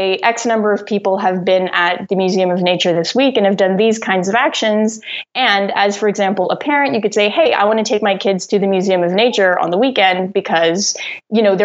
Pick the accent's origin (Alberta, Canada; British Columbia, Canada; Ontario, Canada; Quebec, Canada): Ontario, Canada; Rockland; also born or lived in Ottawa; I was born in Ottawa, but I grew up in Rockland, which is like this town 45 minutes outside the city.